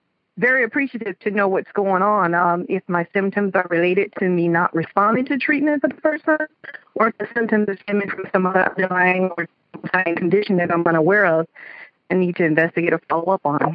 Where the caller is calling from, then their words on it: South Florida, United States; I'm calling from South Florida.